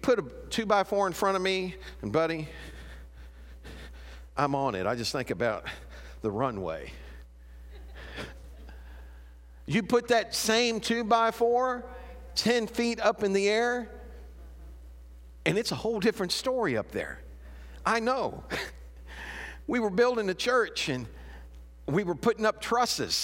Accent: Chicago, Illinois, United States; moved away; I'm from Chicago

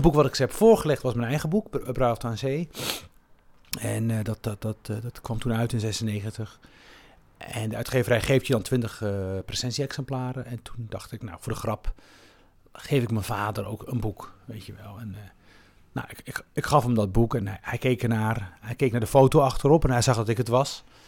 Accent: Rif, Morocco; also born or lived in Melilla area (birthplace); now in Netherlands; Ik kom zelf uit de Rif, hè, de, de, de noordelijke, noordelijk Marokko.

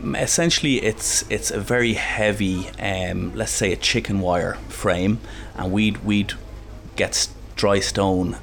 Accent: Dublin, Leinster, Ireland; I'm from Castleknock in Dublin, but my parents um, are from Cavan

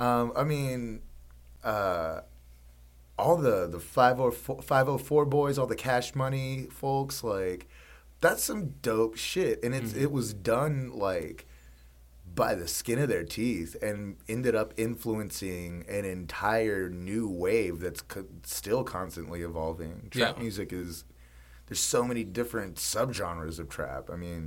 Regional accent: the South, United States; growing up in the Southern culture, which you know, I'm proud to be from the South.

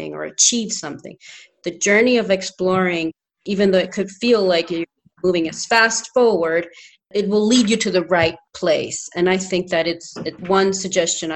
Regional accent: Honduras; English is a second language; moved away; also born or lived in New Hampshire, United States; I'm from Honduras

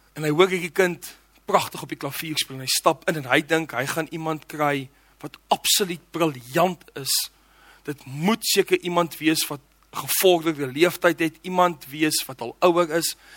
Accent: Johannesburg, Gauteng, South Africa; ek het groot geword in Johannesburg

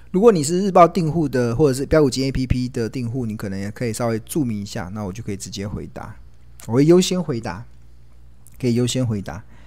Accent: Taiwan; also born or lived in United Kingdom; 我从英国念书回来的时候已经三十岁，那时候我回到台湾的时候

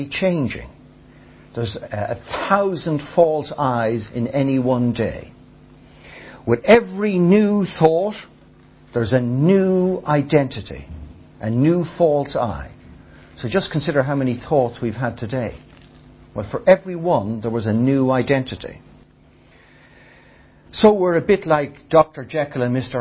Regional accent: Ireland; I experience life as an Irish, tall, male, reasonably intelligent

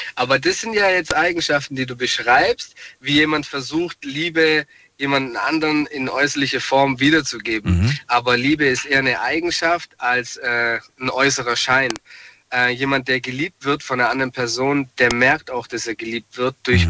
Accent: Ludwigsburg, Baden-Württemberg, Germany; aus Ludwigsburg

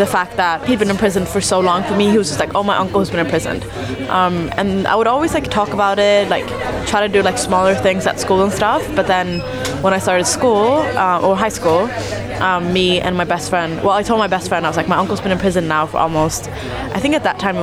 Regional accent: Sweden; now in London, United Kingdom; So I'm Eritrean in origin, but I was born in Sweden.

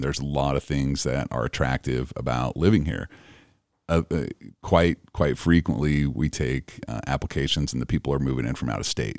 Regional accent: Idaho, United States; also born or lived in Cache Valley; now in Utah, United States; I'm from Idaho.

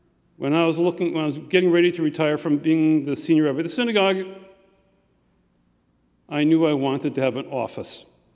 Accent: Minneapolis, Minnesota, United States; moved away as an adult; also born or lived in St. Louis Park, Minnesota; now in Glen Ellyn, United States; When I was growing up in Minneapolis in the 50s and the 60s, many of these restrictions still existed. We lived in the fine community of St. Louis Park, which had lots of Jewish families.

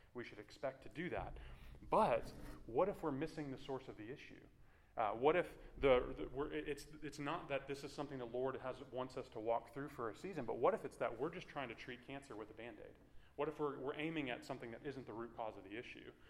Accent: Houston, Texas, United States; also born or lived in Washington, D.C.; I grew up in the Clear Lake area, not too far from uh, Clear Creek

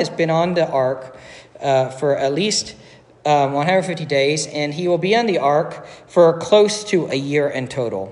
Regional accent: Dayton, Ohio, United States; moved away; also born or lived in Cincinnati; I'm originally from Dayton

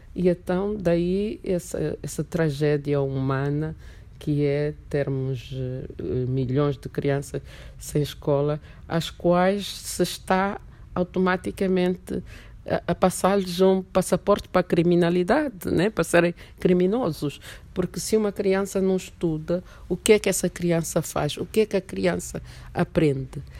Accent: Angola; also born or lived in Mozambique; eu já saí de Angola com umas ideias panafricanistas

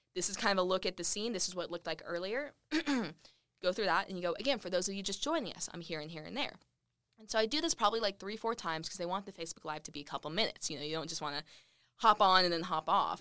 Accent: Lubbock, Texas, United States; moved away as an adult; now in Redding, United States; Lubbock, my hometown.

